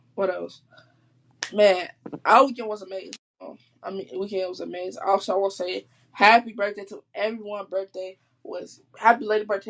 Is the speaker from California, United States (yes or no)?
no; Chicago, Illinois, United States; I'm from Chicago. I'm born and raised from Chicago